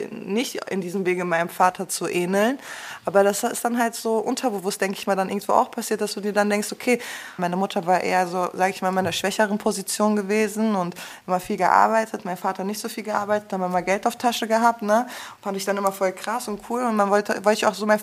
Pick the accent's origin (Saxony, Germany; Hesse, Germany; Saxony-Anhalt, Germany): Hesse, Germany; Frankfurt; Ja, wir sind schon ein bisschen anders. Vor allem als Frankfurterin dann auch noch, ne?